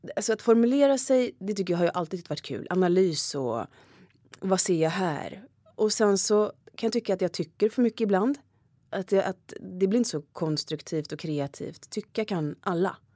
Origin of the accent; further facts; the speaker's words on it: Gothenburg, Västra Götaland, Sweden; moved away as an adult; now in Stockholm, Sweden; Jag kommer från Göteborg så det är ju väldigt politiskt, eller mycket var ju politiskt där i min uppväxt